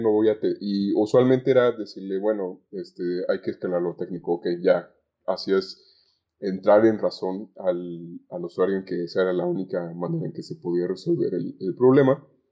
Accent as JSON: {"language": "Spanish", "town": "Zamora", "region": "Michoacán", "country": "Mexico", "tie": "born or raised there", "moved": "yes", "lives_now": "Guadalajara, Mexico", "said": "yo no soy originario de Guadalajara, vivo en Guadalajara, pero soy originario de, de Zamora, Michoacán"}